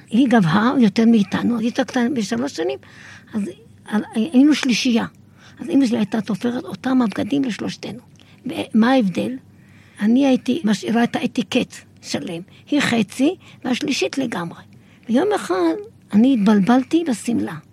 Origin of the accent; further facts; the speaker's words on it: Kiryat Shmona, Northern District, Israel; אני זוכרת שקריית שמונה היו השיכונים שאנחנו גדלנו בהם, והיו וילות, קוטג'ים.